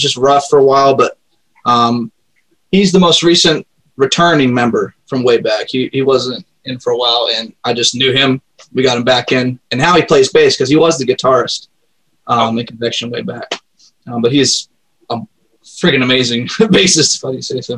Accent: Tennessee, United States; born or raised there; also born or lived in Maine

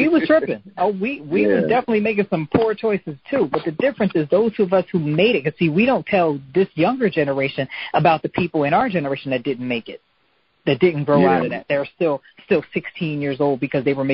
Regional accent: United States; especially being an American girl by myself in France over there

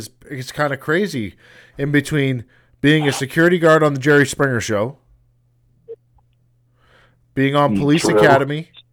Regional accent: Victoria, British Columbia, Canada; now in Saskatchewan, Canada; I'm actually from Victoria, the island, in British Columbia.

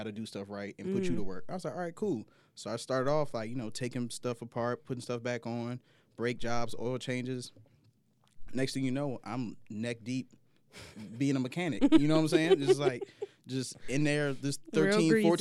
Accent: Virginia, United States; I grew up in Virginia where everybody was going to, like, Virginia Tech and UVA

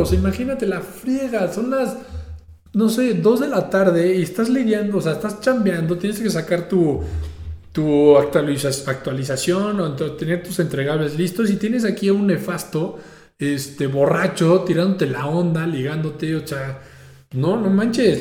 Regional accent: Mexico; como mexicano

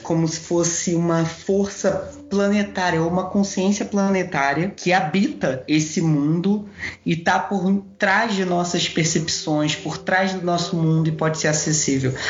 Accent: Duque de Caxias, Rio de Janeiro, Brazil; centro da minha cidade natal, que é aqui do lado do Rio de Janeiro, que é Duque de Caxias

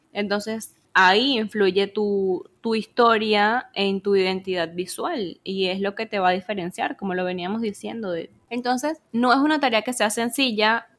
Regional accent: Venezuela; vengo de Venezuela

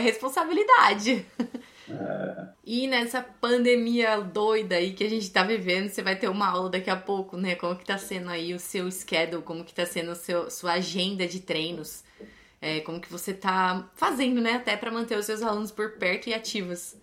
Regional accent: São Paulo, Brazil; eu sou de São Paulo

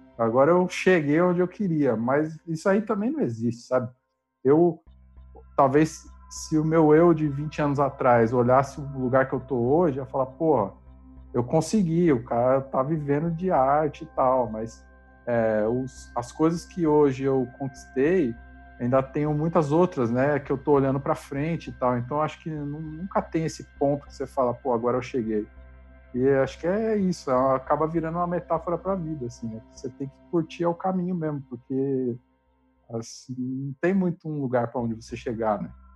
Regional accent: Diadema, São Paulo, Brazil; na rua que eu morava, eu sou de Diadema

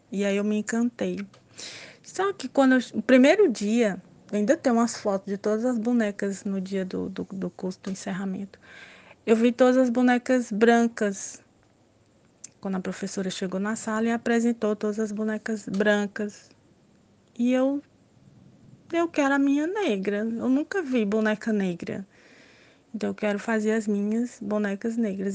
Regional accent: Teresina, Piauí, Brazil; Então, eu nasci aqui em Teresina, Piauí, é, há 40 anos, moro aqui em Teresina, Piauí.

